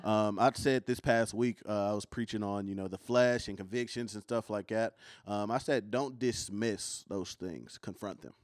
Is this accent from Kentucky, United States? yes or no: yes; Kentucky, United States; accent: country; I'm from Kentucky